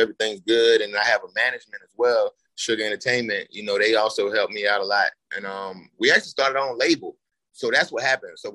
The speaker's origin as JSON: {"language": "English", "region": "Florida", "country": "United States", "also_born_or_lived": "Barbados / Nigeria", "said": "I'm actually from Florida"}